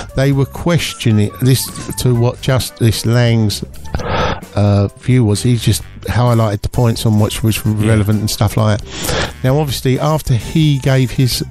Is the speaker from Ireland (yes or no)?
yes; Ireland; I'm Irish